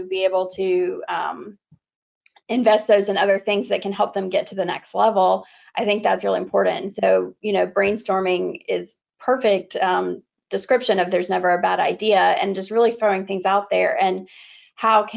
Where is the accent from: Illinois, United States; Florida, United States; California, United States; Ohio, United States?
Florida, United States; I grew up in Florida